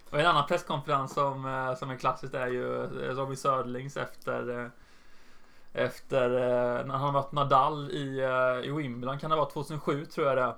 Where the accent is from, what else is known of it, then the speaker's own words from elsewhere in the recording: Jönköping, Jönköping County, Sweden; min hemstad